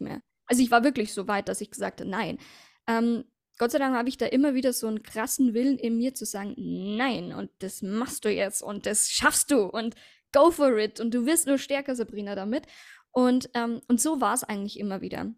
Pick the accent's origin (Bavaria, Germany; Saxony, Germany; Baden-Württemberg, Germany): Bavaria, Germany; Passau; habe ich aber meinen Mann kennengelernt in Passau, in meiner Heimatstadt